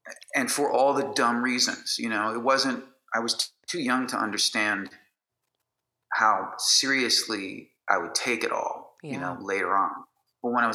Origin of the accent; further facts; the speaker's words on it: Chicago, Illinois, United States; I was born in the city of Chicago and raised in a suburb, a northern suburb